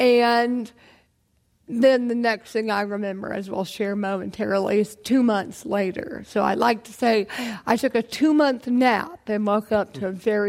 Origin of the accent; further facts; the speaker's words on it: Athens, Georgia, United States; moved away as an adult; I'm from Georgia.